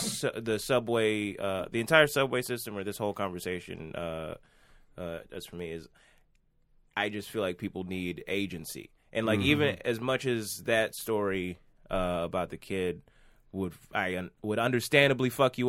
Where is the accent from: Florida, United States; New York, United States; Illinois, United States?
New York, United States; I'm still from New York, loud.